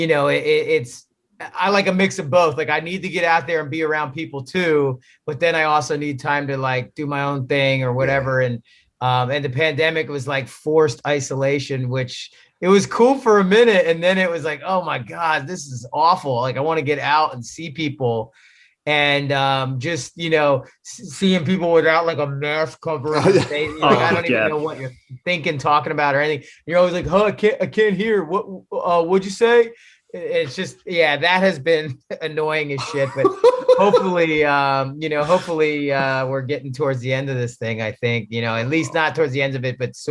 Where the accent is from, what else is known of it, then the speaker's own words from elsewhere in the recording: West Chester, Pennsylvania, United States; moved away as an adult; also born or lived in Los Angeles, California; I grew up in the East. I grew up in right outside of Philadelphia in Westchester.